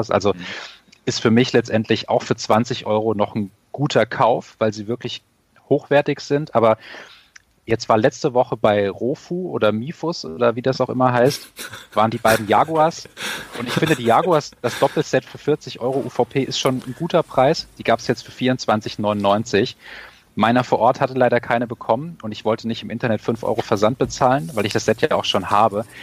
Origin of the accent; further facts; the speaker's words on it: Hesse, Germany; ich als, äh, sage ich mal, als Hesse und hier im Frankfurter Gebiet wohnend ist das natürlich der Gag